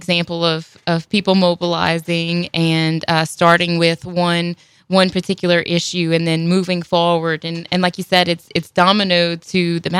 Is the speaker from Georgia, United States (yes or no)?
no; Houma, Louisiana, United States; I grew up in Little Bayou Black.